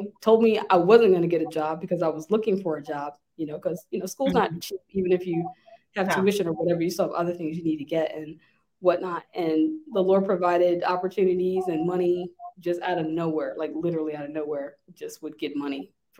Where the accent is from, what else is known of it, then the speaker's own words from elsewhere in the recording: Lynchburg, Virginia, United States; I'm from Lynchburg originally